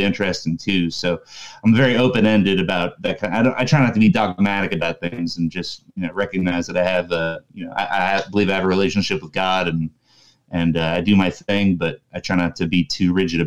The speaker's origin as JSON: {"language": "English", "region": "Florida", "country": "United States", "tie": "born or raised there", "said": "I grew up in Florida, about 20 minutes from Disney World"}